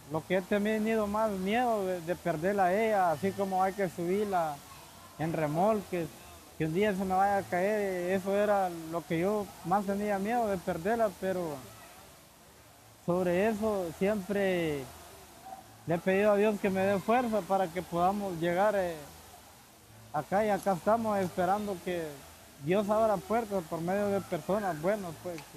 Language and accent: Spanish; Honduras; moved away as an adult; Bueno, yo salí de Honduras hace dos meses. La decisión mía, más que todo, salir de mi país es por la por la salud de mi niña